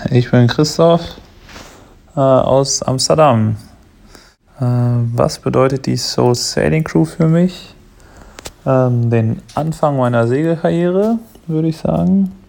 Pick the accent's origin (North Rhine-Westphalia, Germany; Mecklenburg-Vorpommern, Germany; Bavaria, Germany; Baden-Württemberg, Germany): North Rhine-Westphalia, Germany; Datteln; ich komme aus Datteln, das ist ein kleines Städtchen im Ruhrgebiet, hat tatsächlich sogar einen Mini-Hafen, also das ist mein Heimathafen.